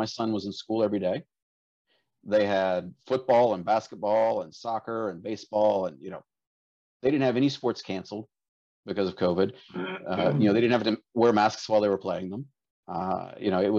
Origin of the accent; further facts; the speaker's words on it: South Georgia, United States; also born or lived in Dallas, Texas / Kazakhstan; now in Tallahassee area, United States; I grew up in South Georgia